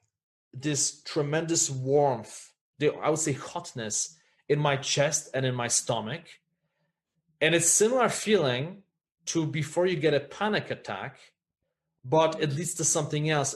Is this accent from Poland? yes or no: yes; Poland; when I was growing up in Poland